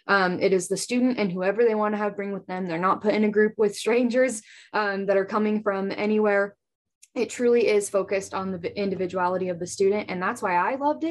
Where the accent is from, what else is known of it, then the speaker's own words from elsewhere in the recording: Nyssa, Oregon, United States; moved away as an adult; now in Pocatello, United States; I'm from Nissa, Oregon. It's a small town about like an hour from Boise. So just right on the Oregon-Idaho border.